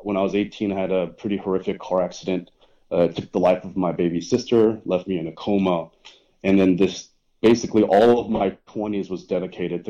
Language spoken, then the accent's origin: English; Dallas, Texas, United States; I was born in Dallas, Texas